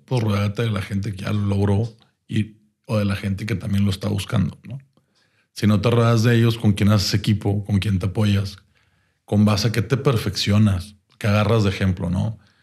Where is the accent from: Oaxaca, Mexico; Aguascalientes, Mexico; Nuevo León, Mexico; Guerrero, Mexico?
Nuevo León, Mexico; Monterrey; como buenos regios